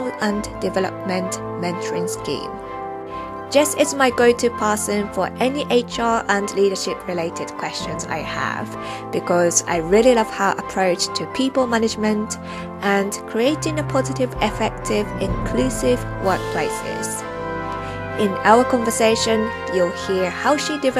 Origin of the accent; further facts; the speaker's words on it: Japan; moved away; I grew up near the sea in Japan